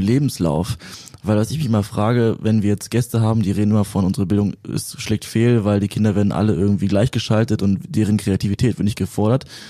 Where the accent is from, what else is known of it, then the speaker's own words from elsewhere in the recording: Berlin, Germany; ich komme aus Berlin auch